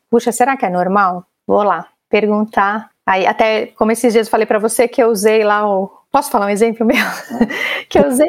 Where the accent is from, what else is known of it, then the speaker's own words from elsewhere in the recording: Brazil; Se a gente é brasileiro ainda é muito nessa cultura do abraçar, dar um beijo e tal